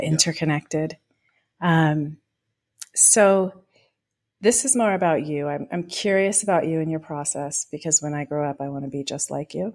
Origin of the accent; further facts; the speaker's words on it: Pacific Grove, California, United States; I come from Pacific Grove, so Butterfly Town, U S